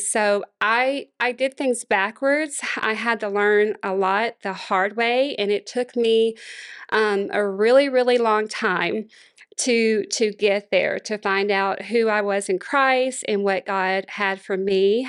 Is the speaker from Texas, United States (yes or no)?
no; Monroe, Louisiana, United States; now in Houston, United States; born and raised in Monroe, Louisiana